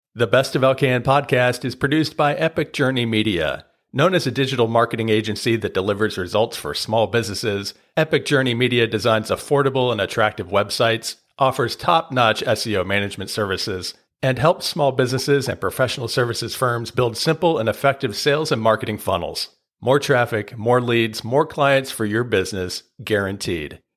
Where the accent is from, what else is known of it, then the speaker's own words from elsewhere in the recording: Northern Virginia, United States; moved away; also born or lived in Ashburn / Leesburg / Fairfax; I'm also from Northern Virginia